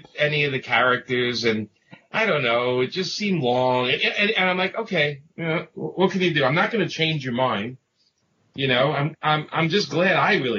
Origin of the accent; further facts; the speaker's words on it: New York City, New York, United States; if you can't tell by the accent, I grew up in Brooklyn